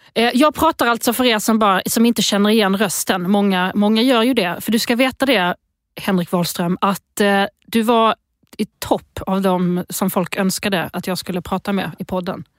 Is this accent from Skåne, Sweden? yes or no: yes; Lund, Skåne, Sweden; accent: Lund dialect; also born or lived in Eslöv; Jag kommer från Lund